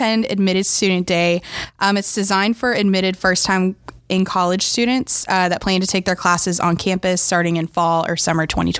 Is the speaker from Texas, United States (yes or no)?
yes; Houston, Texas, United States; now in Beaumont, United States; I was born and raised in Houston, Texas, and am now a senior majoring in nutrition here at Lamar.